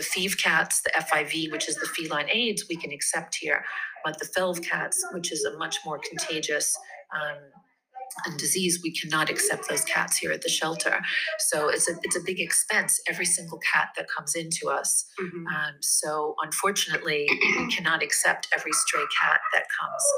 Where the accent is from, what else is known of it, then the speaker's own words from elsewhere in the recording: New York, United States; moved away as an adult; now in Rome, Italy; I'm originally from New York, uh-huh. and I've made my home here